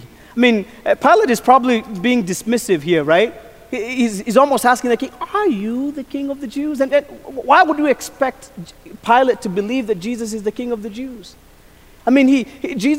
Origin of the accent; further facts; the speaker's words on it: Kenya; moved away; As a kid, I grew up in Kenya, and I was a shepherd boy